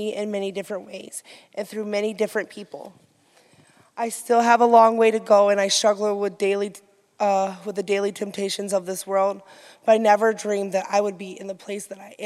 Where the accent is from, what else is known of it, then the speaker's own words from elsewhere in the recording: Grand Rapids, Michigan, United States; I was born in Grand Rapids with a different upbringing than most.